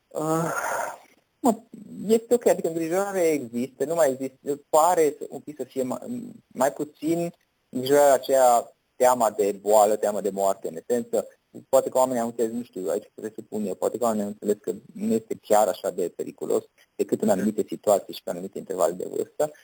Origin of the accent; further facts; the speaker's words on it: Romania; noi suntem români